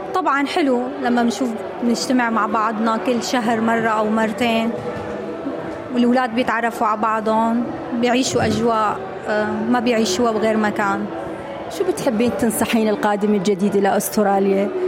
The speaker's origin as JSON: {"language": "Arabic", "country": "Syria", "moved": "as an adult", "lives_now": "Australia", "said": "جايين من سوريا صلنا هون سبع سنين"}